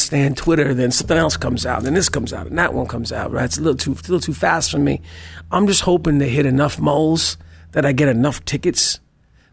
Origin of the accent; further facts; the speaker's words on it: New Haven, Connecticut, United States; I'm originally from New Haven, Connecticut